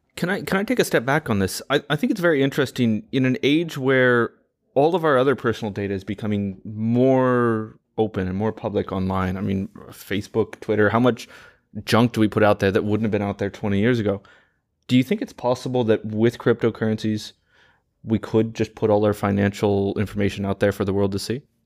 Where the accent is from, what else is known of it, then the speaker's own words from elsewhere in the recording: United States; as an American